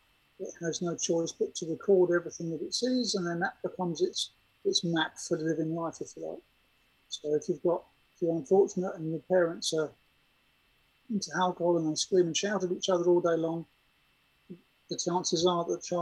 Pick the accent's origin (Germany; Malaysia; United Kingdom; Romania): Germany; I'd seen people commit suicide when I grew up in Germany